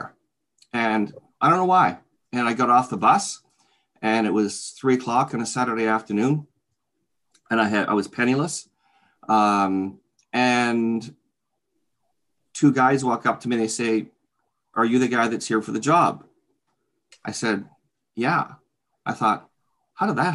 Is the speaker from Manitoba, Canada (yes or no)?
no; Oakville, Ontario, Canada; also born or lived in Toronto, Ontario; now in Hamilton, Canada; I'm a native Canadian, fourth generation. I was born in Toronto, raised in Oakville, Ontario.